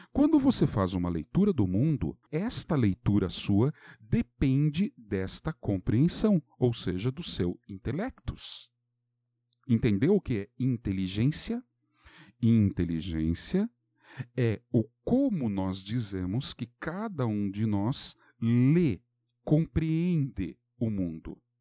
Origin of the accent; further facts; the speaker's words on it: Brazil; nós brasileiros